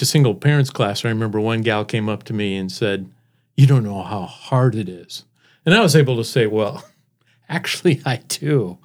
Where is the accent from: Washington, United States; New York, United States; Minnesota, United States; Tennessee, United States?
Washington, United States; Seattle; moved away as an adult; also born or lived in San Jose, California / Spokane, Washington / Iowa; now in Brandon, United States; we moved to Seattle. I was, um, in the Seattle area for most of my life and met my wife there